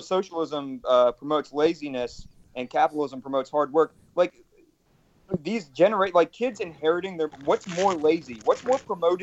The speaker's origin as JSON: {"language": "English", "region": "Alabama", "country": "United States", "tie": "born or raised there", "also_born_or_lived": "Ohio", "moved": "yes", "said": "I grew up in Alabama, was real conservative"}